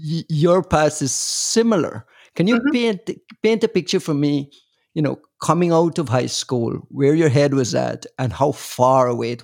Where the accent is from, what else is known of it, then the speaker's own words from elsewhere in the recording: Guyana; accent: Caribbean; moved away; I'm from Guyana, so the education system is the British education system